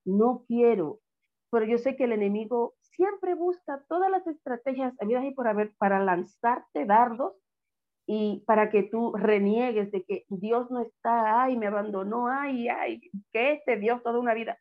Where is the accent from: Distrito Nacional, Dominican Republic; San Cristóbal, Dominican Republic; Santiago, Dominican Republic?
San Cristóbal, Dominican Republic; Villa Altagracia; cuando estaba pequeña, en mi, en mi pueblo, Villa Gracia